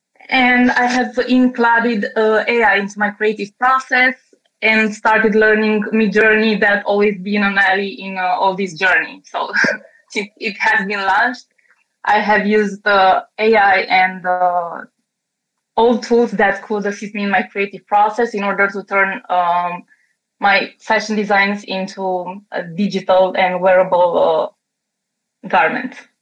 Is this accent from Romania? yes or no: yes; Romania; I'm from Romania.